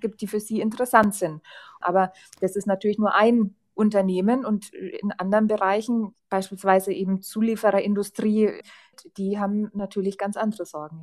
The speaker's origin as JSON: {"language": "German", "town": "Lichtenfels", "region": "Bavaria", "country": "Germany", "tie": "born or raised there", "said": "in meiner Heimatstadt Lichtenfels"}